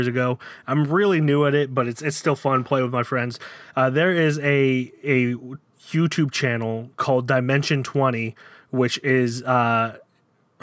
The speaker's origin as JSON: {"language": "English", "town": "Downingtown", "region": "Pennsylvania", "country": "United States", "tie": "born or raised there", "also_born_or_lived": "Florida", "moved": "as an adult", "said": "Downingtown, which is my hometown. I was raised there, lived there from when I was 3 until I was 27"}